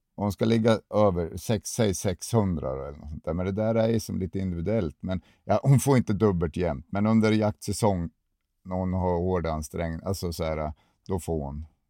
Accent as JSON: {"language": "Swedish", "town": "Sundsvall", "region": "Västernorrland County", "country": "Sweden", "moved": "yes", "said": "jag är från Sundsvall från början"}